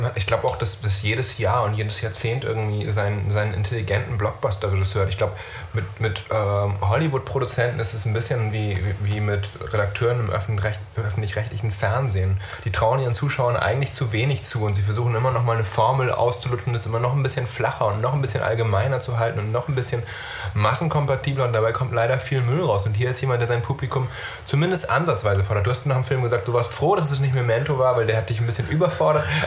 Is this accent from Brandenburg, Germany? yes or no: no; Neumünster, Schleswig-Holstein, Germany; in meiner Heimatstadt Neumünster